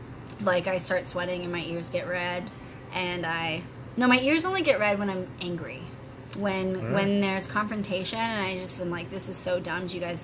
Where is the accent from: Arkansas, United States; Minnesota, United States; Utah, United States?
Minnesota, United States; also born or lived in Denver, Colorado, United States; now in Ontario, Canada; I was born in Denver, Colorado. Oh, nice. Mm-hmm. But then moved to Minnesota.